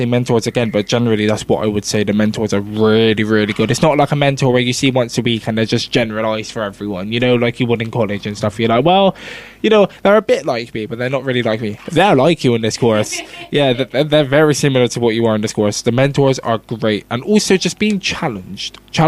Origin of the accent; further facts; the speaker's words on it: Bristol, South West England, United Kingdom; where I grew up in Nowell West